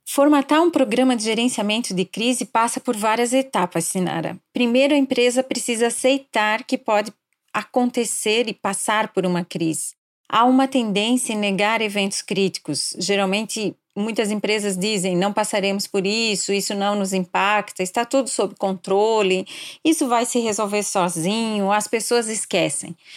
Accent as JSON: {"language": "Portuguese", "town": "Blumenau", "region": "Santa Catarina", "country": "Brazil", "tie": "born or raised there", "also_born_or_lived": "Curitiba / São Paulo", "moved": "as an adult", "said": "nasci em Blumenau e atualmente moro aqui na cidade"}